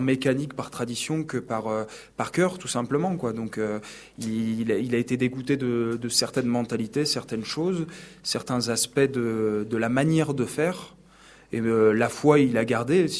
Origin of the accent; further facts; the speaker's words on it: Sablé-sur-Sarthe, Pays de la Loire, France; moved away as an adult; now in Paris, France; je viens de Sablé-sur-Sarthe donc c'est une petite ville donc dans la Sarthe